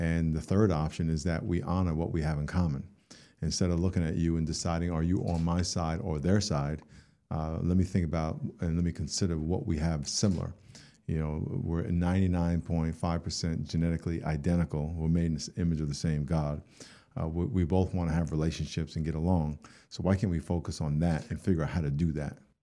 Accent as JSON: {"language": "English", "region": "New York", "country": "United States", "tie": "born or raised there", "said": "I grew up in New York and, uh, grew up in a black neighborhood"}